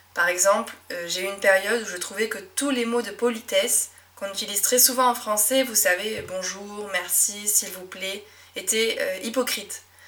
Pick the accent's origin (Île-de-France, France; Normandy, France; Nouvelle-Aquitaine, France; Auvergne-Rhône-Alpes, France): Nouvelle-Aquitaine, France; Médoc; accent: Médoc accent; first language French; j'ai grandi dans un petit coin de France qui s'appelle le Médoc